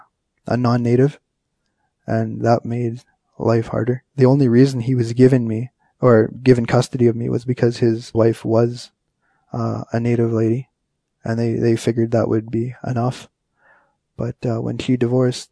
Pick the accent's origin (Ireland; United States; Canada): Canada; Kenora, Ontario; also born or lived in Winnipeg, Manitoba / White Dog; I'm an Ojibwe from Kenora, Ontario. My home reserve is White Dog